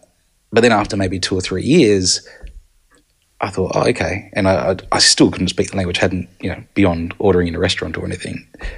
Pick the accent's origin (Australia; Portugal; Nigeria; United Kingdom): Australia; Adelaide, South Australia; moved away as an adult; also born or lived in Tokyo, Japan; growing up in Adelaide there, which is a lot smaller place than Tokyo.